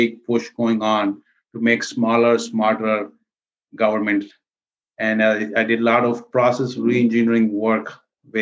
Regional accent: India; moved away as an adult; also born or lived in New York City; now in United States; I was born and raised in India. And I came here actually to New York City in 91 to pursue my MBA

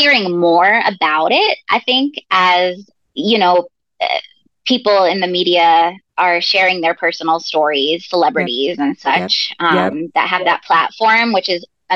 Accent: Massachusetts, United States; now in Indiana, United States; I grew up in Massachusetts, and so I'm a huge Boston sports fan

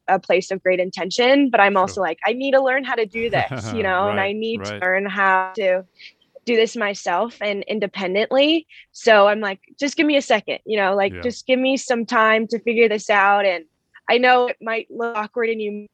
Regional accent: Denver, Colorado, United States; moved away as an adult; also born or lived in High Point, North Carolina; I'm coming from Denver, Colorado, and this is my home

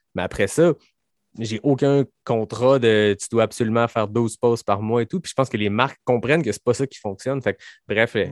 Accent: Quebec, Canada; je suis québécois

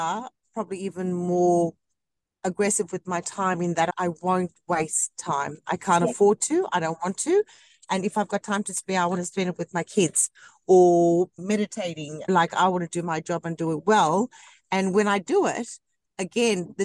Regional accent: Hornsby, New South Wales, Australia; also born or lived in South Africa; I grew up in Hornsby, and then my parents moved to Blacktown

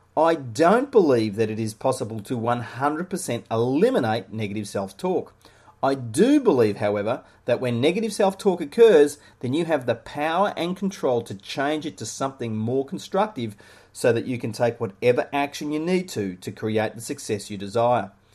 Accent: Melbourne, Victoria, Australia; Growing up in suburban Melbourne, Australia, I dreamed of being an Australian rules footballer

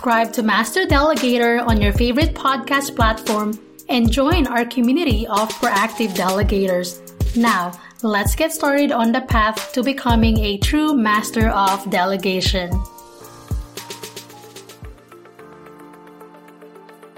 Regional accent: Manila, Metro Manila, Philippines; now in United States; I was born and raised in Manila, Philippines, moved to the States

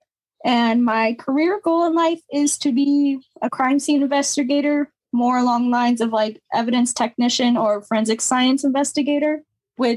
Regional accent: Pontiac, Illinois, United States; I was born and raised in Pontiac

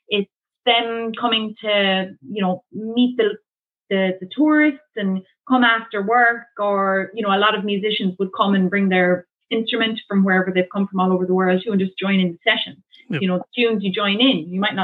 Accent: Ireland; moved away as an adult; now in Canada; Being an Irish lady from there

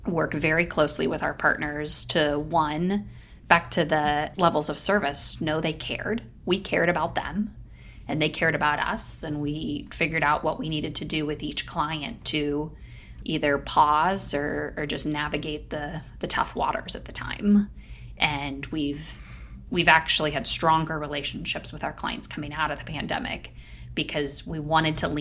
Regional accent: Lincoln, Nebraska, United States; also born or lived in Singapore; I grew up in Lincoln, Nebraska, so it is home for me

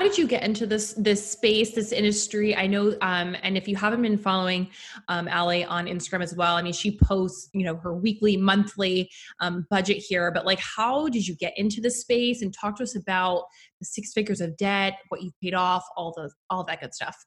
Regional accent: New York, United States; was born and raised in New York

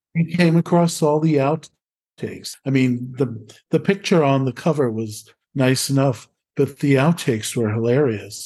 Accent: New York City, New York, United States; moved away as an adult; now in Valfabbrica, Italy

